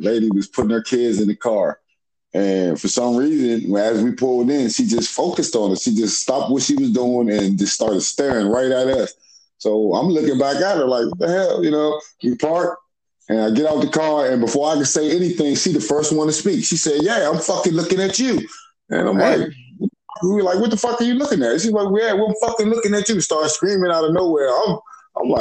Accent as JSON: {"language": "English", "town": "Washington", "region": "District of Columbia", "country": "United States", "tie": "born or raised there", "moved": "yes", "said": "This is from the area I grew up"}